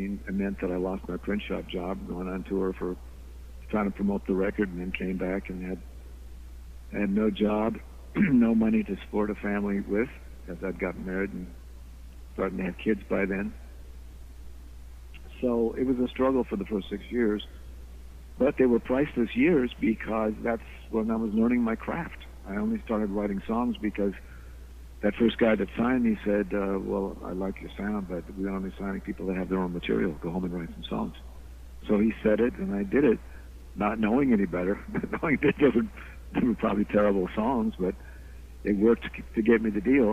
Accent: Phoenix, Arizona, United States; moved away; I came from Phoenix, Arizona, okay. Which was kind of a sleepy little town in those days, talking about the 50s still.

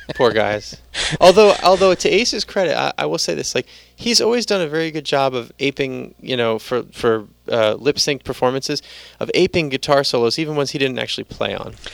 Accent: New York City, New York, United States; I'm from the Bronx

